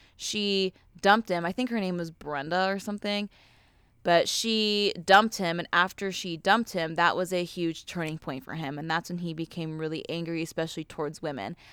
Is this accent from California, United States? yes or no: yes; Ventura County, California, United States; I grew up in Ventura County